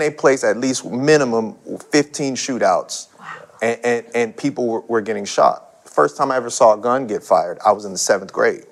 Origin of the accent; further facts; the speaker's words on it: San Bernardino, California, United States; growing up in San Bernardino